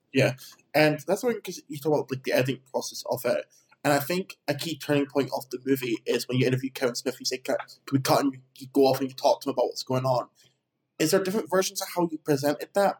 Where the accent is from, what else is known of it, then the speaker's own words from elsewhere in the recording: Edinburgh, Scotland, United Kingdom; I'm originally uh, I'm from Edinburgh, so I'm up from Scotland.